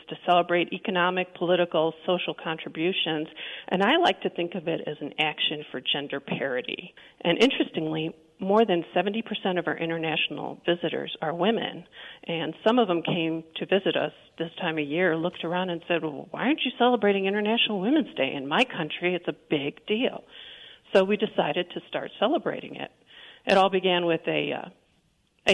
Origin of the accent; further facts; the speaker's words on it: Chicago, Illinois, United States; moved away as an adult; now in Denver, United States; I'm originally from Chicago, moved to Denver a couple years ago